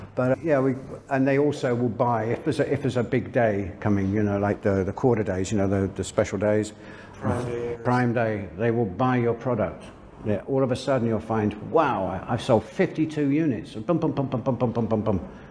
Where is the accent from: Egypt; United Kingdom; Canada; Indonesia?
United Kingdom; London; moved away as an adult; also born or lived in France; now in Chiang Mai, Thailand; I'm from London, England.